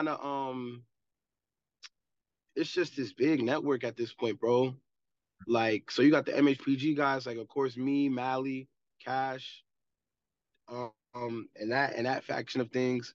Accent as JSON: {"language": "English", "area": "Mapso", "region": "New Jersey", "country": "United States", "said": "I'm from Mapso"}